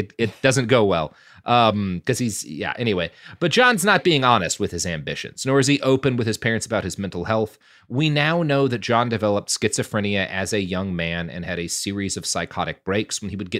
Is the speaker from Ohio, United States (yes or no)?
no; Plano, Texas, United States; I grew up in Plano, which is, you know, a couple of steps down the economic rung from Highland Park, but not all that far.